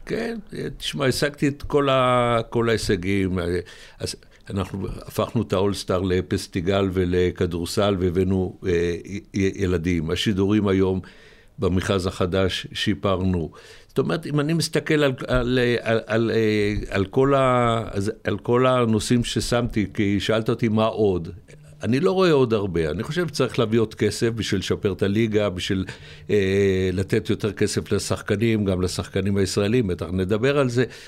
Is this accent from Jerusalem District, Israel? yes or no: no; Ness Ziona, Central District, Israel; also born or lived in Rehovot; אני יליד נס ציונה